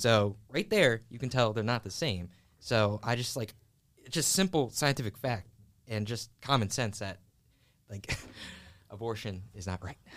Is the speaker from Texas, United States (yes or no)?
no; Philadelphia, Pennsylvania, United States; I was born and raised in West Philadelphia.